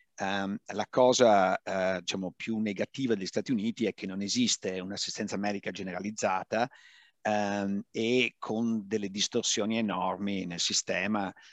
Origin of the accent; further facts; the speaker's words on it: Padua, Veneto, Italy; moved away; io vengo da Padova